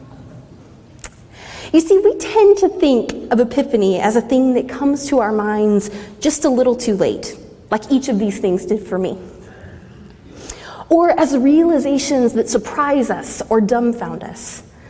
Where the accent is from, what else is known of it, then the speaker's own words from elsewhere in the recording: Southeast Texas, United States; moved away as an adult; now in Midwest, United States; growing up in Southeast Texas